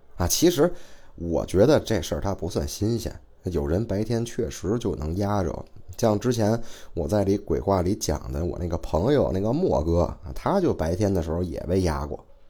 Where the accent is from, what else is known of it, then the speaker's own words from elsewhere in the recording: Beijing, China; 我是北京的啊，不管是生活还是工作都在北京